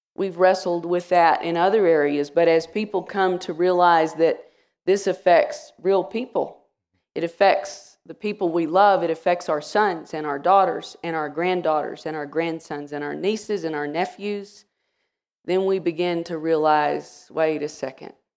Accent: Wichita Falls, Texas, United States; also born or lived in Rowlett, Texas; I grew up in the Church of Christ in Wichita Falls, Texas, and was baptized when I was eleven

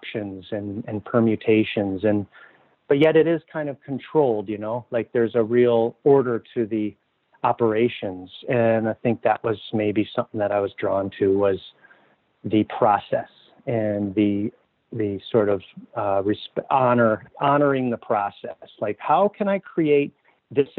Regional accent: Minneapolis, Minnesota, United States; also born or lived in Southwest Wisconsin; now in Duluth, United States; I grew up in Minneapolis

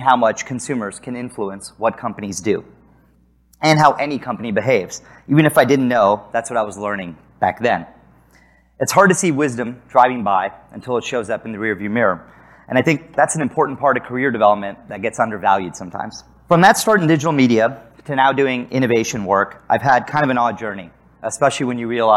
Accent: San Antonio, Texas, United States; moved away as an adult; also born or lived in Chicago; I grew up in San Antonio, Texas, and suddenly I was living in Chicago

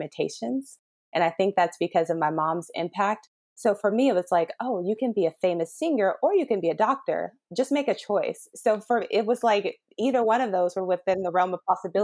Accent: Harvey, Illinois, United States; moved away as an adult; now in Los Angeles, United States; I grew up in a place called Harvey, Illinois

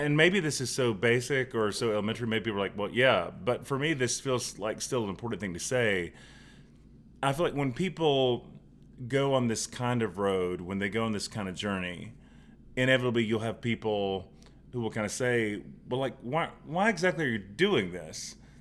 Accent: Charlotte, North Carolina, United States; growing up in West Charlotte

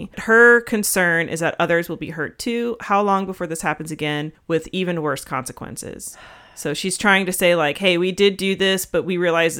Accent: Florida, United States; I was born in Florida.

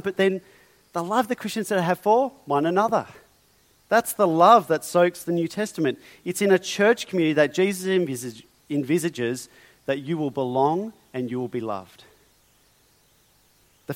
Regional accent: Australia; I am, you are, we are Australian

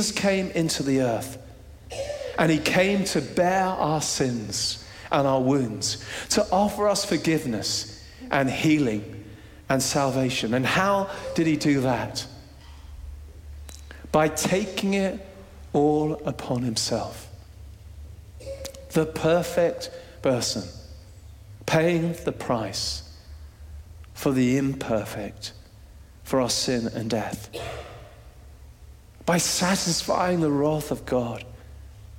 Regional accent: Jersey; we're Brits, we're from Jersey, somewhere in the middle.

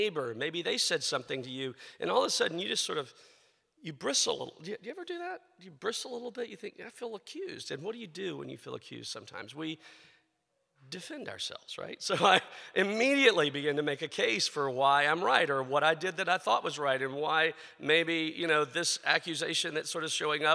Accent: the South, United States; I grew up in the South

